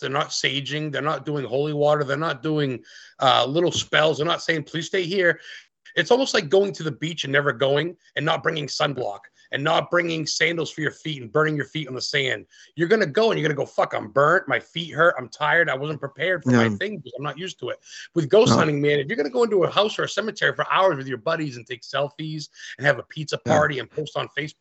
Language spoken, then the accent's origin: English; Lisbon, Maine, United States; I grew up in Lisbon, Maine